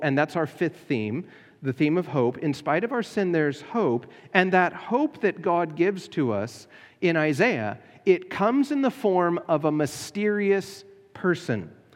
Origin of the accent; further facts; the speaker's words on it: United States; as American Christians